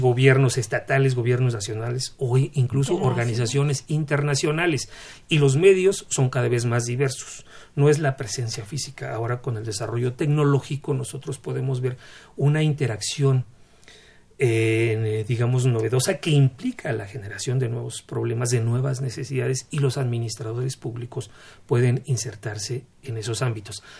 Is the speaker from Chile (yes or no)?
no; Mexico